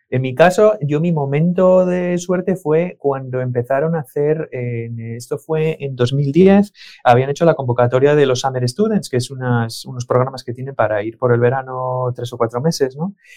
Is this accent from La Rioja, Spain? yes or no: no; Asturias, Spain; also born or lived in León / Salinas / Oviedo / Avilés; Nací en León, pero llevo toda la vida viviendo en Asturias. Em, eh, hace, pues no sé cuántos años, yo tenía tres años